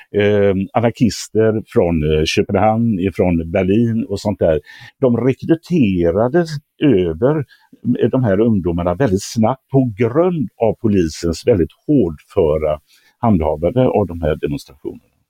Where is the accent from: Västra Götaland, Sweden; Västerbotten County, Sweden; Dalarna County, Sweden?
Västra Götaland, Sweden; Gothenburg; min hemstad